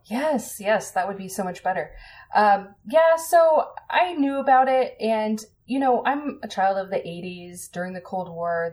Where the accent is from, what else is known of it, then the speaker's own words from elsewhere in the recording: Colorado, United States; I grew up in Colorado